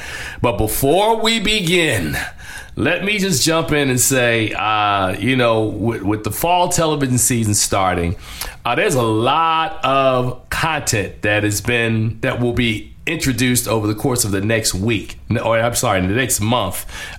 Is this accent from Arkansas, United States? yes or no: no; Newark, New Jersey, United States; I'm from Newark, New Jersey.